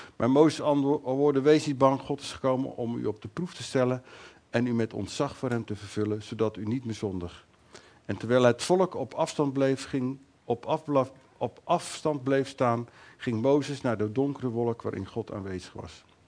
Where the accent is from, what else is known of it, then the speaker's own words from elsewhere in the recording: Netherlands; wij als Nederlanders